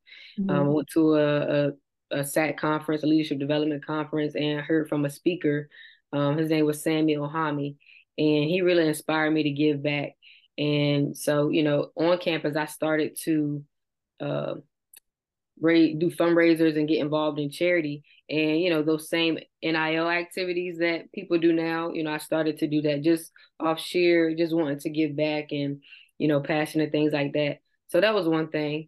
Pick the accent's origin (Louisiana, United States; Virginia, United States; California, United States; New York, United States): Virginia, United States; Virginia Beach; I'm from Virginia Beach, Virginia